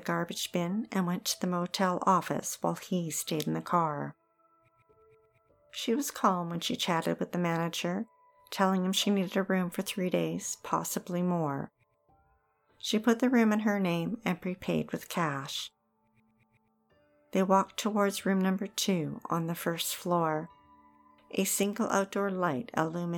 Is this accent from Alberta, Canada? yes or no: no; Okanagan, British Columbia, Canada; Growing up in the Okanagan, we spent many summers driving the highway between it and the lower mainland.